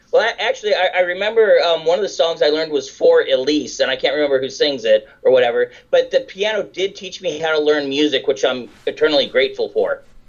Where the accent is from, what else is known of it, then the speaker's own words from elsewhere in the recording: Downey, California, United States; I grew up in Downey